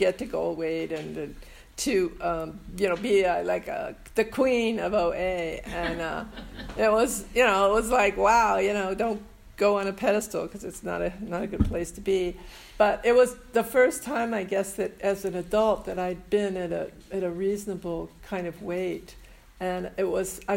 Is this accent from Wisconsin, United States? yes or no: no; San Francisco, California, United States; I was born and raised in San Francisco